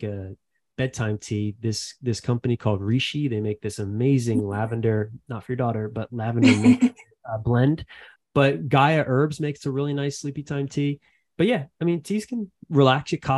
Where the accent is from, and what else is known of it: Philadelphia, Pennsylvania, United States; born or raised there